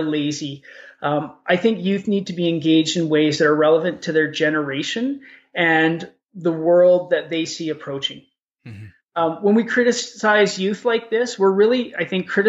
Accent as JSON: {"language": "English", "town": "Edmonton", "region": "Alberta", "country": "Canada", "tie": "born or raised there", "said": "I grew up in Edmonton. I know the city like the back of my hand"}